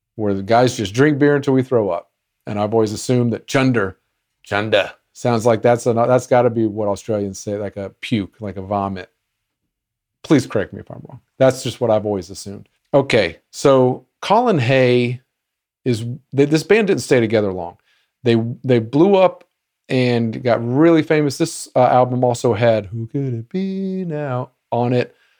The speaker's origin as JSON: {"language": "English", "country": "United States"}